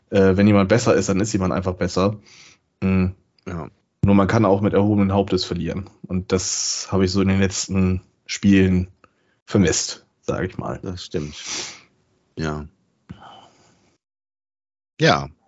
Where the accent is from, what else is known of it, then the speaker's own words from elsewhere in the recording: Bremen, Germany; Sag, das ist ein Skandal und das sage ich als Bremer.